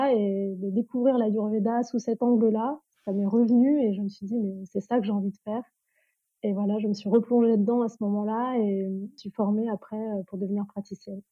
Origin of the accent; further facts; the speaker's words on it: France; je suis née en France